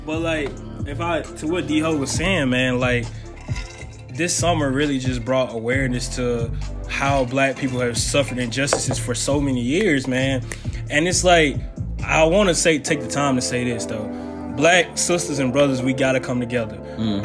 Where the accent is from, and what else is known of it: Mississippi, United States